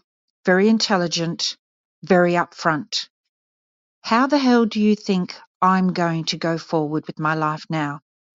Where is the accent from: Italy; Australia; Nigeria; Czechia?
Australia; Kalgoorlie, Western Australia; moved away as an adult; have been outside Australia for 25 years. I come from Western Australia, lived some of my childhood in Kalgoorlie, so not far from Meriden.